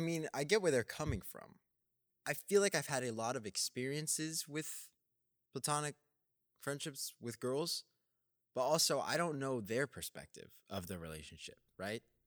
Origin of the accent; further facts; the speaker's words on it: Texas, United States; being a Texan